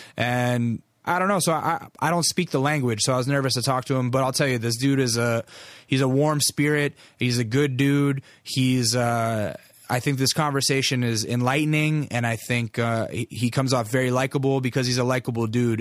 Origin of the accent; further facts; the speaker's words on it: Alaska, United States; I'm from Alaska